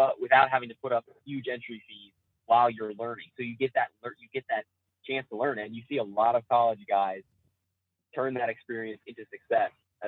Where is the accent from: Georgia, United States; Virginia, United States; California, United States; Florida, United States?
Virginia, United States; Lynchburg; I'm from Lynchburg, Virginia.